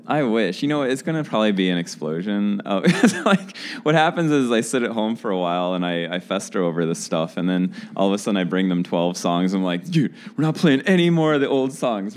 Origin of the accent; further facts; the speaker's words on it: St. Louis, Missouri, United States; I'm from St. Louis